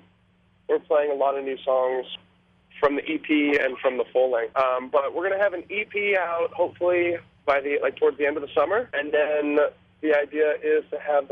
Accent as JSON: {"language": "English", "town": "Minnetonka", "region": "Minnesota", "country": "United States", "tie": "born or raised there", "also_born_or_lived": "Los Angeles, California / Boston", "moved": "yes", "said": "I was born in California, I grew up in Minnesota"}